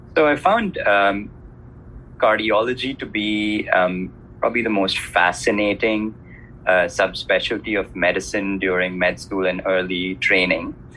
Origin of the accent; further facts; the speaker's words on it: India; moved away; So I'm originally from India, which you obviously know is a developing country